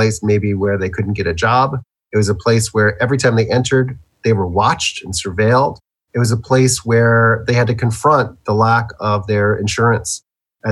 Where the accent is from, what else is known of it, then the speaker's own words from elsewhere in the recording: Baltimore, Maryland, United States; moved away; I'm from Baltimore originally